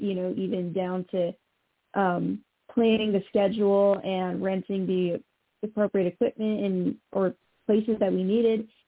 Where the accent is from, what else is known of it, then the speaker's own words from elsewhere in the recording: Montreal, Quebec, Canada; I'm from the province of Quebec, actually, so I'm French Canadian, and I I was born on the island of Montreal